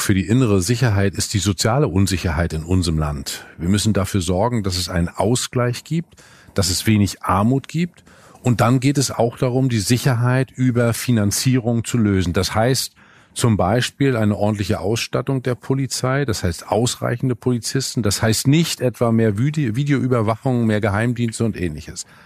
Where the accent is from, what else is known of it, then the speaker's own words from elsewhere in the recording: Northern Germany, Germany; als Norddeutscher weiß ich